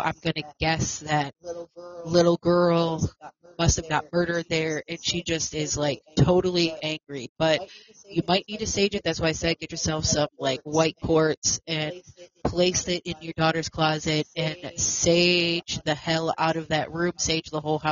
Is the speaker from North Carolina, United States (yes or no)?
no; Buffalo, New York, United States; I was also born and raised in Buffalo, New York as well. That is my hometown. That is where I am from.